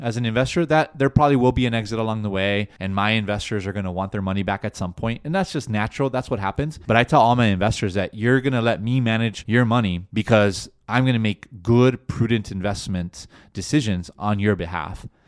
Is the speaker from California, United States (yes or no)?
yes; Los Angeles, California, United States; first language Spanish; English is a second language; I'm from LA. I was born and raised here in the States